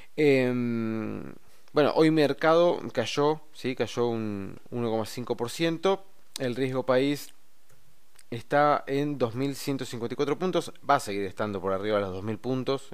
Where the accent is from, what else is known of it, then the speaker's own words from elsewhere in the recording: Argentina; nosotros como argentinos